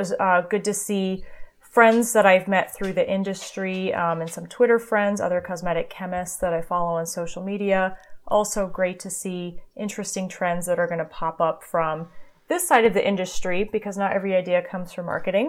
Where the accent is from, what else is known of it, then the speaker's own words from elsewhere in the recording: Germany; I grew up in Germany, so it was good to see my cousins and so forth.